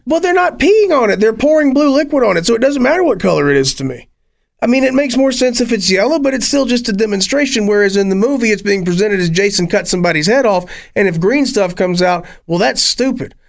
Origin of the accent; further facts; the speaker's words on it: Appalachia, United States; I am Appalachian